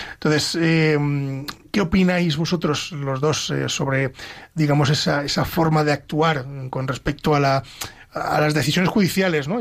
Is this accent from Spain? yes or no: yes; Pedro Bernardo, Castile and León, Spain; Pedro Bernardo, a mi pueblo